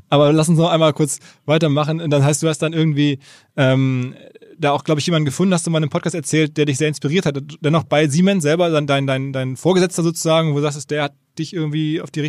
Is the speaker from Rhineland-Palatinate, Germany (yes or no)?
yes; Koblenz, Rhineland-Palatinate, Germany; moved away as an adult; also born or lived in Nuremberg; now in Canada; Ich bin Koblenz in der Innenstadt aufgewachsen